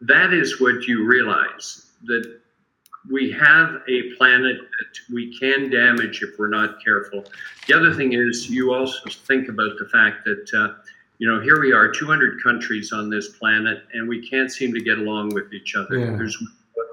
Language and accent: English; Canada; I'm very happy as a Canadian